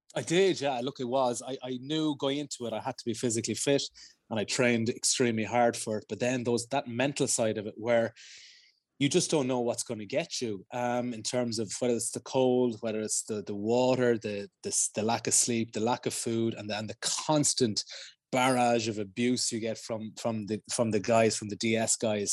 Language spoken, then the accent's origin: English; Ireland; being Irish